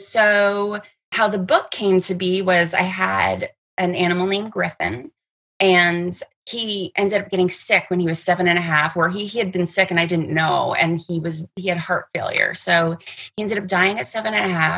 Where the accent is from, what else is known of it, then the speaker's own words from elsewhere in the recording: Toronto, Ontario, Canada; now in Los Angeles, United States; I am originally from Canada, from Toronto, Canada. I've been living in LA for years and years and years